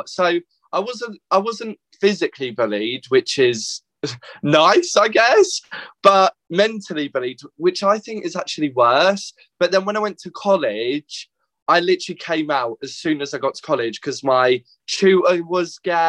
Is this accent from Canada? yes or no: no; Hadlow, South East England, United Kingdom; I grew up in Hadlow, which is literally 5 minutes away from Tunbridge. And obviously went to secondary school in that in Tunbridge.